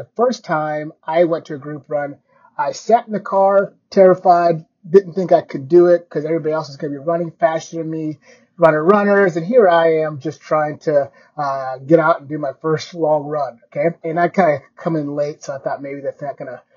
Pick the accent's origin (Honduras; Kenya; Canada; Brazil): Kenya; I was born in Kenya